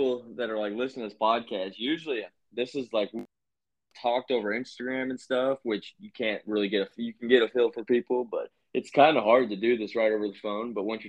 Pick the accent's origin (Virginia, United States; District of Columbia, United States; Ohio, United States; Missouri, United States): Virginia, United States; moved away; I grew up in Virginia